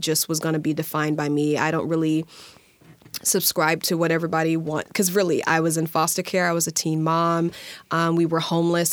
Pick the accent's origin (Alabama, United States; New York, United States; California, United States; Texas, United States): Alabama, United States; moved away; I'm from Alabama